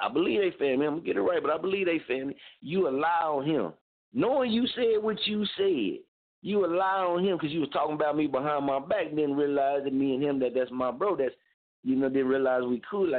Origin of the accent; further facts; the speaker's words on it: Muskogee, Oklahoma, United States; moved away; I'm from there. I'm born and raised there